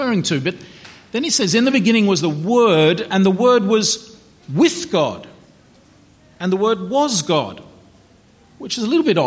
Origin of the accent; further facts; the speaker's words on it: Melbourne, Victoria, Australia; 12 Robert Street, Chadstone, Melbourne, 3148, Victoria, Australia